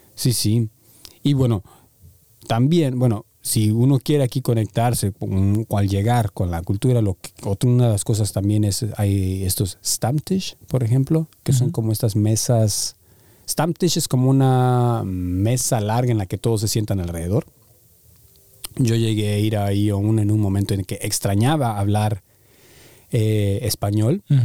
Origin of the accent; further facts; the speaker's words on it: Mexico; first language Spanish; moved away as an adult; now in Berlin, Germany; somos de México